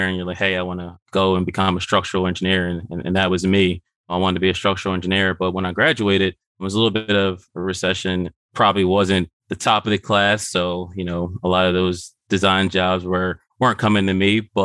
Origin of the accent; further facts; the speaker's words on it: Philadelphia, Pennsylvania, United States; Born and raised in West Philadelphia